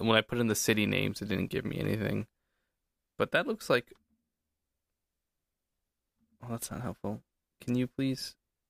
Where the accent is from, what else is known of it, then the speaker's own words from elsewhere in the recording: New York, United States; You know, as a New Yorker, I would